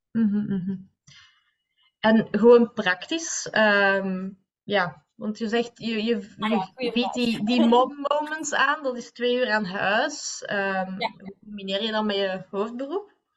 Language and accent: Dutch; Leuven, Flanders, Belgium; we zijn allebei van Kesselo blijkbaar.